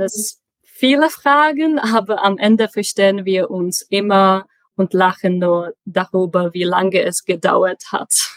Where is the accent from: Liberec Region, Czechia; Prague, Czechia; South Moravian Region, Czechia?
Prague, Czechia; first language Czech; German is a second language; moved away as an adult; also born or lived in Chemnitz, Germany / Sweden / Magdeburg, Germany; Ich komme aus Prag und äh, da bin ich gerade auch.